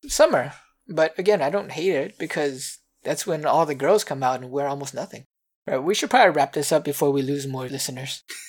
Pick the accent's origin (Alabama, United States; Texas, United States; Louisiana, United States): Louisiana, United States; I grew up in Louisiana